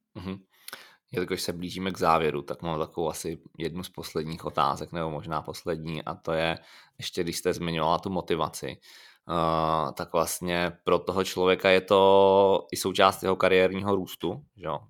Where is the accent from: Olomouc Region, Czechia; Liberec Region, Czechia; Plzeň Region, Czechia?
Liberec Region, Czechia; Liberec; já jsem původem z Liberce